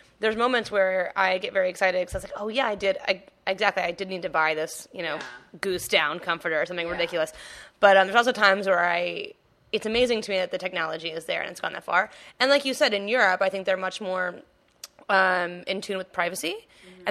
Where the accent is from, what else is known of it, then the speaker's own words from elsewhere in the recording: the South, United States; moved away; I grew up in the South